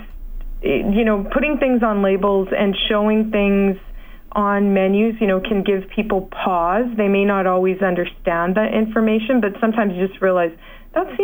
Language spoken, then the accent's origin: English; Alberta, Canada; also born or lived in Saskatchewan; I grew up in Alberta and Saskatchewan